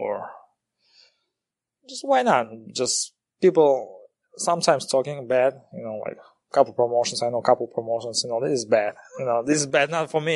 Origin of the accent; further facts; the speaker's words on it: Kazakhstan; English is a second language; moved away; I'm original from Kazakhstan